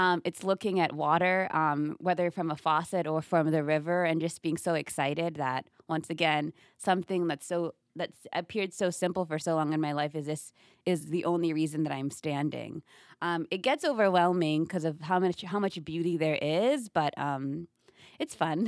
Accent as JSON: {"language": "English", "country": "Kenya", "tie": "born or raised there", "also_born_or_lived": "upstate New York", "moved": "yes", "lives_now": "United States", "said": "I was born in America, but I grew up mainly in, in Kenya, then I moved back to America"}